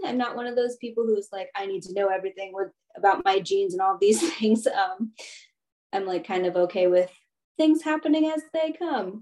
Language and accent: English; Baltimore County, Maryland, United States; also born or lived in Anhui, China; I grew up in the in Baltimore County